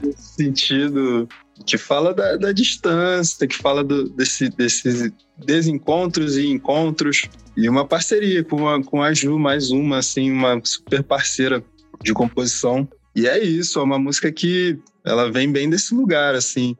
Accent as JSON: {"language": "Portuguese", "region": "Rio de Janeiro", "country": "Brazil", "said": "a gente é do Rio, a galera acha que a gente é da Bahia, mas a gente é do Rio"}